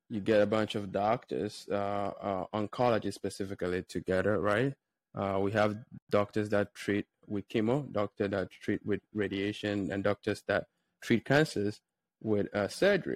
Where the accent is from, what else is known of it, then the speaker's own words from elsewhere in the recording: Ghana; now in United States; I grew up in a small village in Ghana. So I guess I consider myself Ghanaian, even though I've been in the United States for about 11 years now